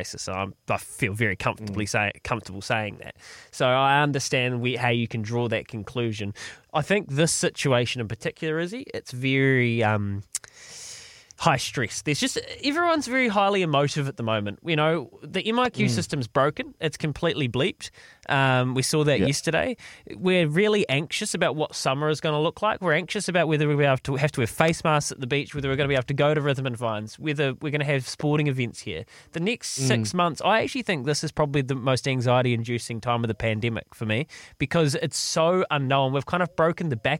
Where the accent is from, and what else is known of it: New Zealand